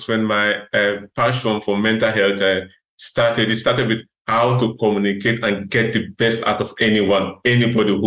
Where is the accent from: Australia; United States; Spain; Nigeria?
Nigeria; moved away as an adult; also born or lived in Russia; now in Netherlands; I was born in Africa, in Nigeria, where I started my medical school. And I did the first year of medical school in Nigeria.